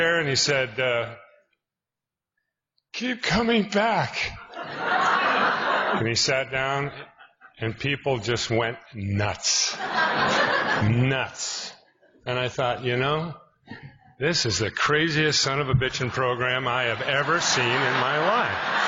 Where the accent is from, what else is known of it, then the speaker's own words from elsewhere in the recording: Spokane, Washington, United States; I'm from Spokane, Washington